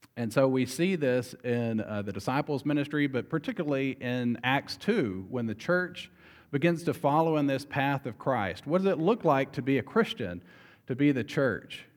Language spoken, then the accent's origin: English; Arkansas, United States; moved away; we're from Arkansas